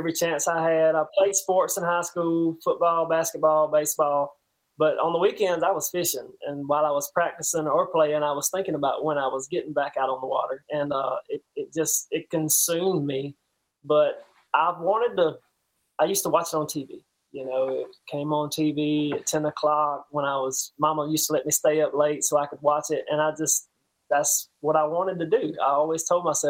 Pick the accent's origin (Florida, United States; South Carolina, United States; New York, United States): South Carolina, United States; Donalds; I'm a small town country boy. I'm from Donald, South Carolina